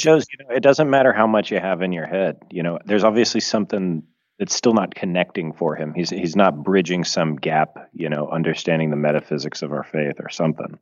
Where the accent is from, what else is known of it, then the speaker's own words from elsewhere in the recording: United States; moved away as an adult; now in Italy; I'm a true-blooded American